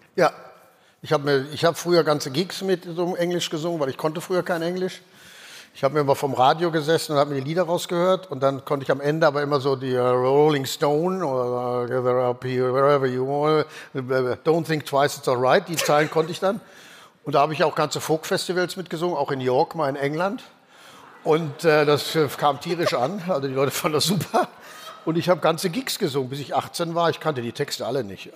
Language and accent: German; Ruhr area, North Rhine-Westphalia, Germany; Ich komme aus dem Ruhrgebiet, da ist das Religion